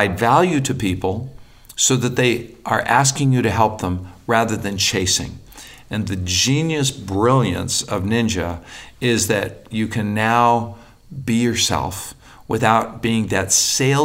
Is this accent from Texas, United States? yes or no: no; Albuquerque, New Mexico, United States; I was born in Albuquerque, New Mexico